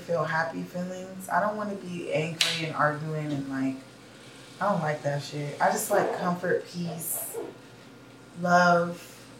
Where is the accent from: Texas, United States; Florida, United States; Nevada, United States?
Texas, United States; Houston; Maybe it's because I'm from Houston